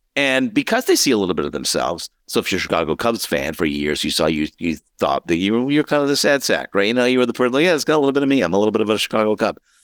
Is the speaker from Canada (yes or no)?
yes; Montreal, Quebec, Canada; I was born in Montreal, so I was a big Expos fan, a big, big Montreal Canadiens fan